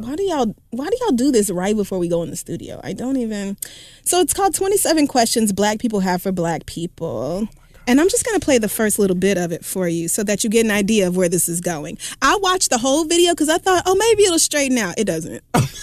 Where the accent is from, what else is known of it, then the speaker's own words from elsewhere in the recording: Louisiana, United States; also born or lived in Texas / Oklahoma; I had a perfectly normal, regular-ass childhood growing up in Louisiana and Texas and Oklahoma. And I just had a regular-ass country life